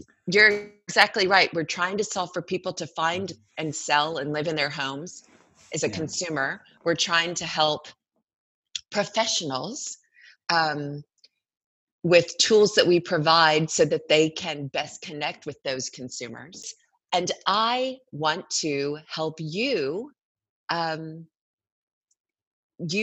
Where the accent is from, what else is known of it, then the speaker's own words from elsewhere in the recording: Arkansas, United States; I grew up in Arkansas